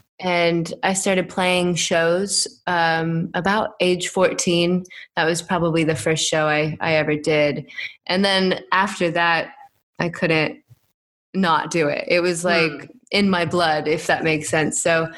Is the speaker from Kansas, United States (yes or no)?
no; Iowa, United States; I grew up in the Midwest, little farm town in Des Moines, Iowa, just east of Des Moines.